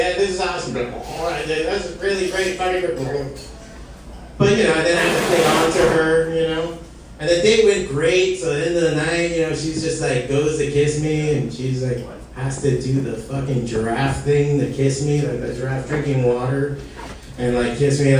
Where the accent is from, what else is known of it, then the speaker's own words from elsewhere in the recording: Hialeah, Florida, United States; I'm from Hialeah